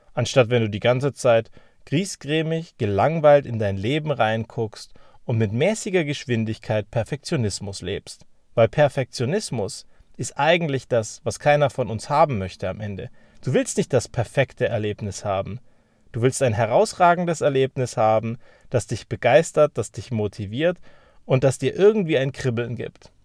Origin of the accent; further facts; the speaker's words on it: Germany; wir sind ja Deutsche.